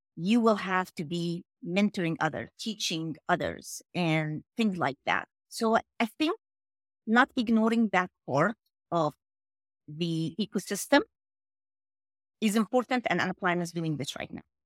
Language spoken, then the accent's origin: English; New York, United States; also born or lived in Egypt; I'm from New York